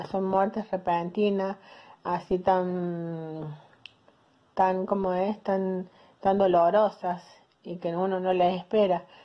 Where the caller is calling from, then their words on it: Córdoba, Argentina; Buenas noches, Claudio. … soy de Córdoba Capital.